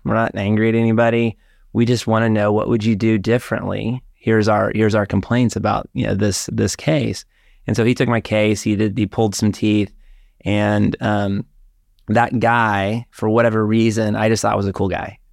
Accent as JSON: {"language": "English", "town": "Dallas", "region": "Texas", "country": "United States", "tie": "born or raised there", "also_born_or_lived": "Austin, Texas", "moved": "as an adult", "said": "growing up in Dallas, my brother"}